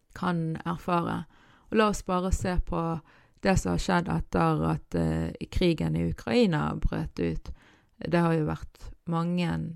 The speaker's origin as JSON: {"language": "Norwegian", "town": "Bergen", "region": "Vestland", "country": "Norway", "said": "på dialekten min og på hvor i Bergen jeg er ifra"}